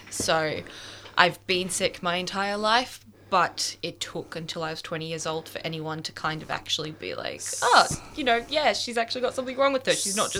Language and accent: English; Melbourne, Victoria, Australia; So I'm 24 years old. I'm from Melbourne. God, that sounded really Aussie. born and bred Australian, and I am a photographer.